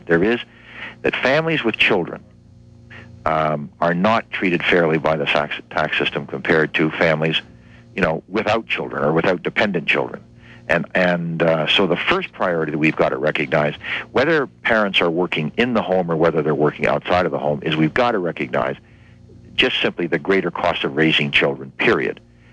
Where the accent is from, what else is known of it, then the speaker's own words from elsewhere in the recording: Windsor, Ontario, Canada; now in Quebec, Canada; I grew up in Ontario. I grew up not far from here in Windsor